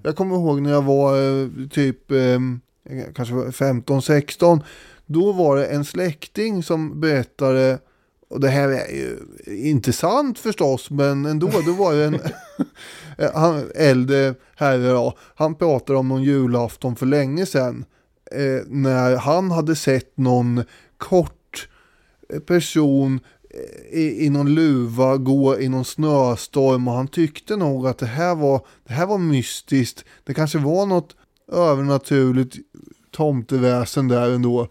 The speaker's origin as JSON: {"language": "Swedish", "country": "Sweden", "said": "för mig som svensk"}